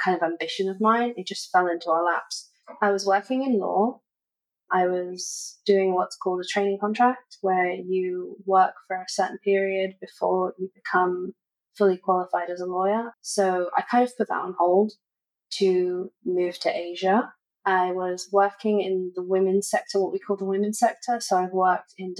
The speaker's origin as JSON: {"language": "English", "region": "London", "country": "United Kingdom", "tie": "born or raised there", "also_born_or_lived": "Jacksonville, Florida / Hong Kong", "moved": "as an adult", "lives_now": "Singapore", "said": "So I was born in London and I stayed in London until I was around 7. And then I moved to Jacksonville, Florida with my mom"}